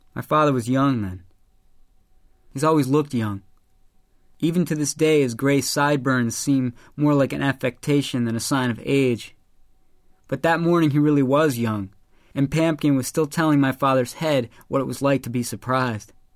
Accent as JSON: {"language": "English", "town": "Chicago", "region": "Illinois", "country": "United States", "tie": "born or raised there", "said": "my hometown of Chicago."}